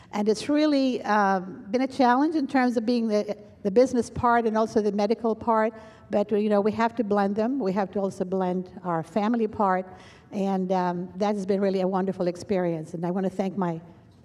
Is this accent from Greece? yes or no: yes; Greece; moved away; also born or lived in London, England; I moved to Greece, which is my home country